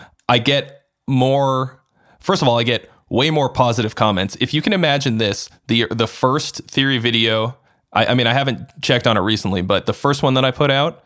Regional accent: Arlington, Massachusetts, United States; moved away as an adult; also born or lived in California; I'm from the Boston area originally. And so it was you know, I lived at home and I commuted in, I'm from Arlington, which is like a suburb.

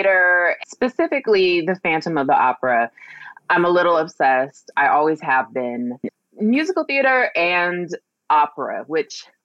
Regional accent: Anchorage, Alaska, United States; I grew up in Anchorage, Alaska

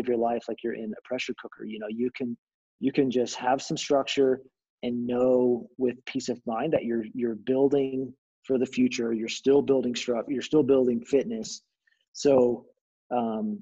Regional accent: Arkansas, United States; moved away as an adult; also born or lived in Southwest Missouri; I grew up in Arkansas

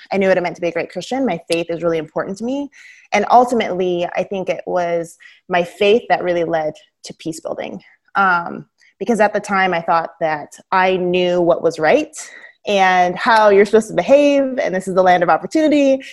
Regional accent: Southern Oregon, United States; growing up in Southern Oregon

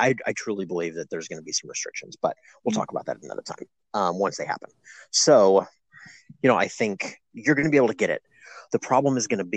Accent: Kentucky, United States; my home state of Kentucky

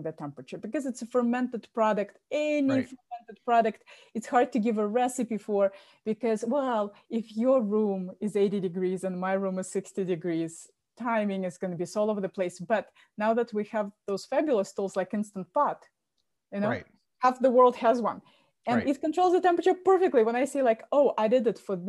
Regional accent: Moscow, Russia; now in Boston, United States; I was born in Moscow

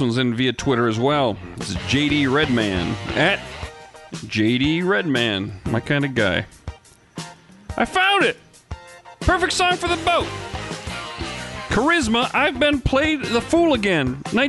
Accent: Phoenix, Arizona, United States; I'm from Phoenix. I eat Phoenix burritos.

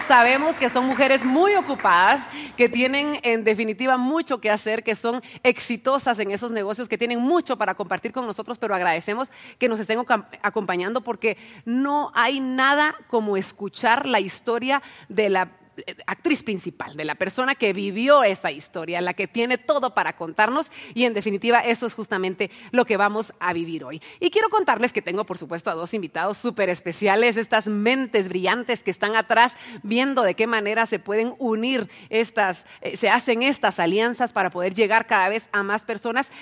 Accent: Guatemala; para que podamos crecer todos juntos como guatemaltecos

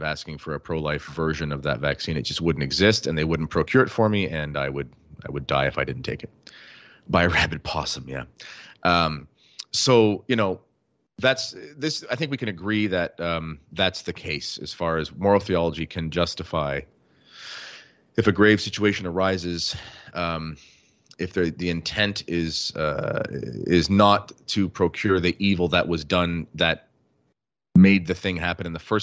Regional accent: Canada; as a Canadian

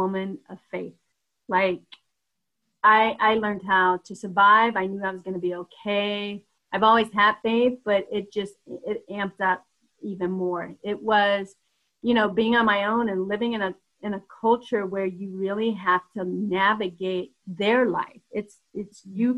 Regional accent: Denver, Colorado, United States; moved away as an adult; also born or lived in Atlanta; being from Denver

